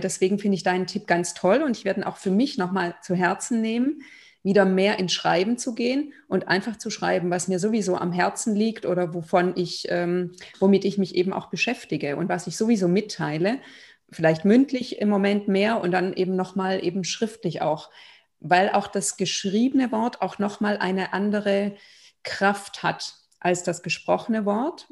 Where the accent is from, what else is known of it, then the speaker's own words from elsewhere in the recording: Germany; also born or lived in Lithuania / Israel / Berlin; Ich bin in Litauen geboren, aber in Deutschland aufgewachsen